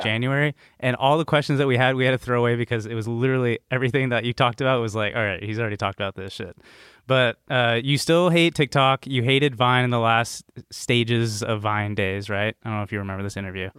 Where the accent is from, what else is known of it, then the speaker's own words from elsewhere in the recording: the Bay Area, California, United States; I'm from the Bay